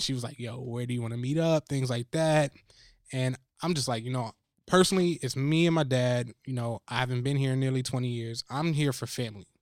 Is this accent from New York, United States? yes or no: no; New Jersey, United States; I'm from Jersey.